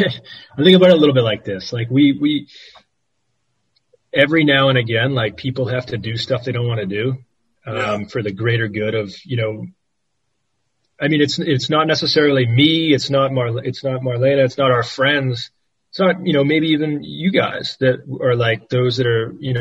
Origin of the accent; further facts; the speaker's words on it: United States; moved away; As an American